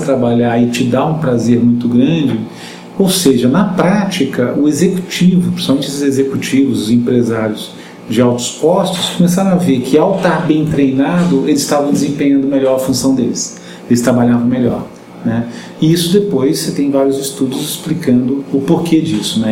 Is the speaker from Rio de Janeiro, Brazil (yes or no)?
yes; Rio de Janeiro, Brazil; moved away; eu sou carioca, né? Apesar de estar aqui há muito tempo